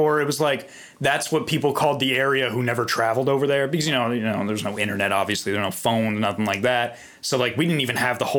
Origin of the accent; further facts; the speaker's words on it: East Coast, United States; now in California, United States; I'm from the East Coast, so we never have In-N-Out.